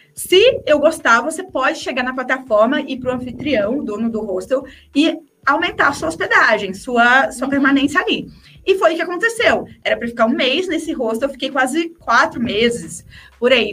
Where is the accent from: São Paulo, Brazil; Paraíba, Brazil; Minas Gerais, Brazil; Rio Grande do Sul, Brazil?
São Paulo, Brazil; interior of; Eu sou do interior de São Paulo